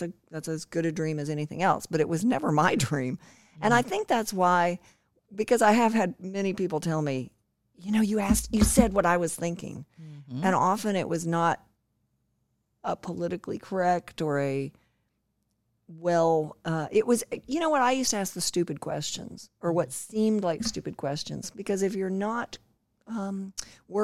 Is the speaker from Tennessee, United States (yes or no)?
yes; Mascot, Tennessee, United States; moved away; also born or lived in New Mexico; I was born in New Mexico, but my dad was a mining engineer, and we moved to Mascot, Tennessee